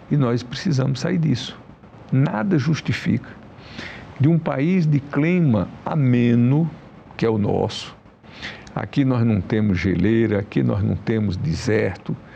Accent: São Raimundo Nonato, Piauí, Brazil; E dentre esses 52 lugares está São Raimundo Nonato, a minha terra natal.

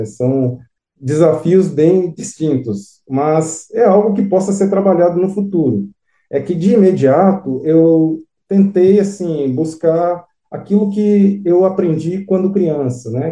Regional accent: São Bernardo do Campo, São Paulo, Brazil; also born or lived in Diamantina, Minas Gerais; eu nasci em São Bernardo do Campo, São Paulo. Aos seis anos de idade

